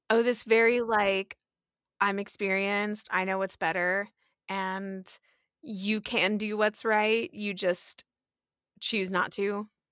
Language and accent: English; Atlanta, Georgia, United States; we are from Atlanta